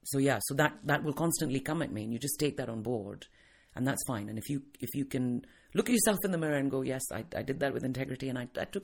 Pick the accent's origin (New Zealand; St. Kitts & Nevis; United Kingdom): United Kingdom; England; also born or lived in India; Because I grew up in England as a child and then I went back to India with my mother once my parents got divorced. So I spent a lot of my childhood there and then I came back to the UK when I was older.